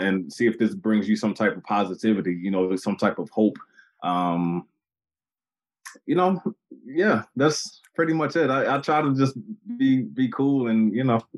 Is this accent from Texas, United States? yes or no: no; Baltimore, Maryland, United States; my hometown of Baltimore